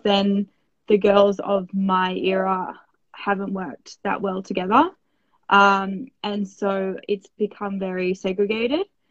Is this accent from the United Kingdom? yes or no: no; Australia; I am an Australian Winter Olympian.